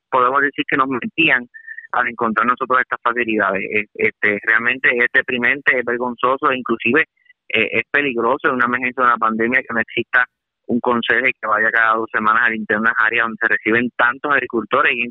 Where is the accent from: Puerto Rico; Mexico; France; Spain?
Puerto Rico; mi pueblo natal, Puerto Rico